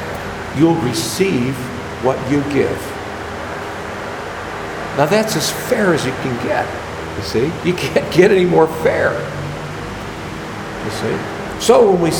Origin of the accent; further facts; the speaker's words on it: United States; I'm an American and a taxpayer